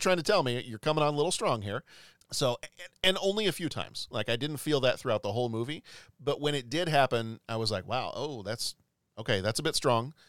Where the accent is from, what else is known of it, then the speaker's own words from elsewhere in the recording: the South, United States; growing up in the South